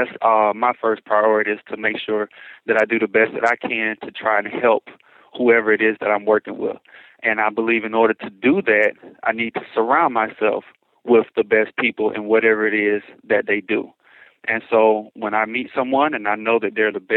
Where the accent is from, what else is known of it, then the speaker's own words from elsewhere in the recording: Atlanta, Georgia, United States; moved away as an adult; now in Chicago, United States; I'm originally from Atlanta, Georgia